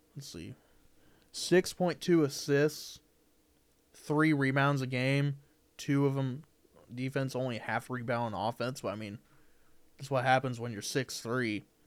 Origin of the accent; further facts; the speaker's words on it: Indiana, United States; I'm from Indiana